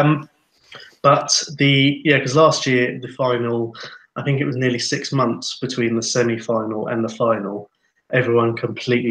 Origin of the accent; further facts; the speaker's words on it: England, United Kingdom; now in Finland; me being an Englishman who remembers the cup finals of the 80s and 90s over here